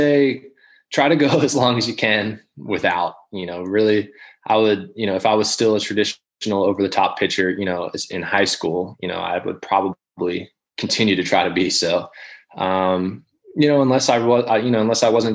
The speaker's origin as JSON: {"language": "English", "town": "Baltimore", "region": "Maryland", "country": "United States", "tie": "born or raised there", "said": "I grew up in Baltimore, so I'd always kind of, you know, especially in the minors, I was still semi pulling for the Orioles just as a, you know, Baltimore kid"}